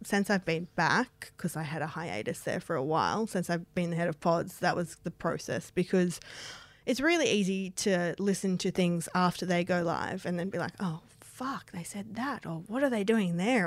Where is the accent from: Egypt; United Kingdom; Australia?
Australia; moved away; my hometown